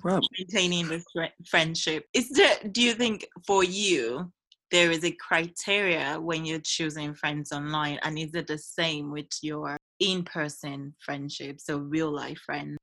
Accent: Nigeria; I love living in this country and I love being a Nigerian

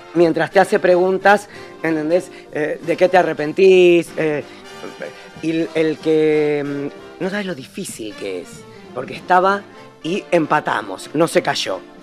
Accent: Argentina; yo fui como un argentino adoptado uruguayo

